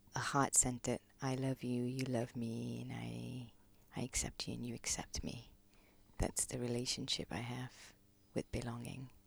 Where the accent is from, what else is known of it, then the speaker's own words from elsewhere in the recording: Kuala Lumpur, Malaysia; moved away as an adult; now in London, United Kingdom; I was born in Malaysia, born, brought up Malaysian, uh, Kuala Lumpur